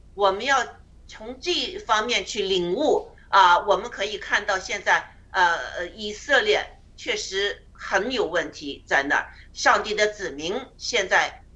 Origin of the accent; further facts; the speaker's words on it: China; 我们每个人在，呃，中共国长大呢